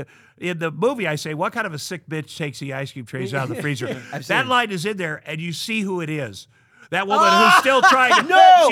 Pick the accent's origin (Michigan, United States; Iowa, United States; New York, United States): Iowa, United States; Ottumwa; moved away as an adult; When I got out of high school in Ottumwa, Iowa, you know, it's a farming town.